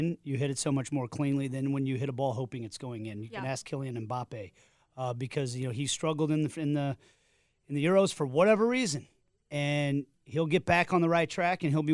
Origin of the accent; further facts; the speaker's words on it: Midwest, United States; being born and raised in the Midwest